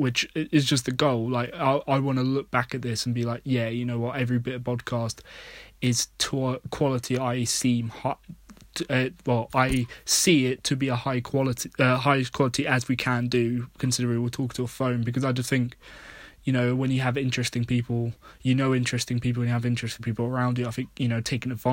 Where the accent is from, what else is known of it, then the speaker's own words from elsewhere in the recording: United Kingdom; being British